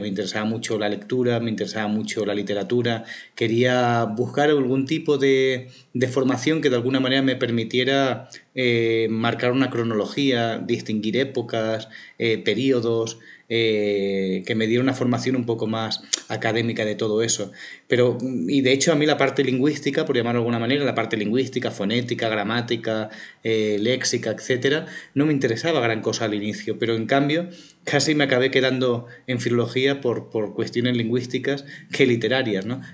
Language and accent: Spanish; Barcelona, Catalonia, Spain; also born or lived in Plasencia, Extremadura, Spain; Barcelona siempre había sido una ciudad muy importante para mí, pasé buena parte de mi infancia